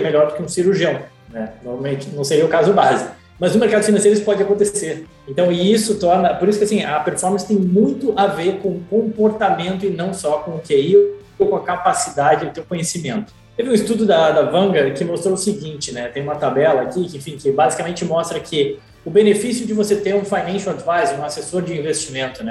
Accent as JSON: {"language": "Portuguese", "area": "Gaúcho", "region": "Rio Grande do Sul", "country": "Brazil", "also_born_or_lived": "England / Ireland / Vitória, Espírito Santo / Rio de Janeiro", "moved": "as an adult", "lives_now": "Miami, United States", "said": "sou gaúcho, gremista, mas estou aqui em Miami"}